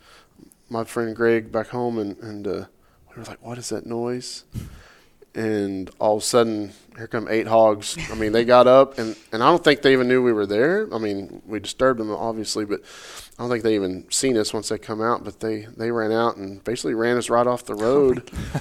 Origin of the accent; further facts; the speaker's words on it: Oklahoma, United States; I grew up in Oklahoma